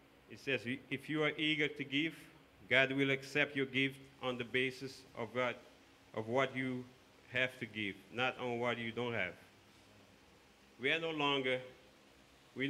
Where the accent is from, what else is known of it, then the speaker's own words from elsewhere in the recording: Cape Verde; moved away; growing up in Cape Verde, as a growing up with a poverty mentality